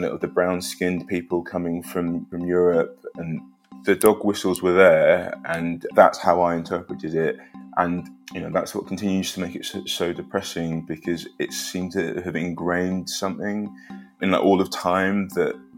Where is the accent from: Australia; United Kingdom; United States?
United Kingdom; London; also born or lived in Liverpool / Edinburgh; we moved to Edinburgh and then we moved from Edinburgh to London